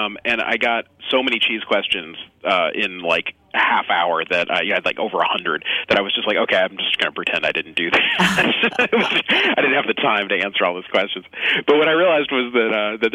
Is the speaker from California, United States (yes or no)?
yes; the Bay Area, California, United States; I live and work in San Francisco, and I grew up in the Bay Area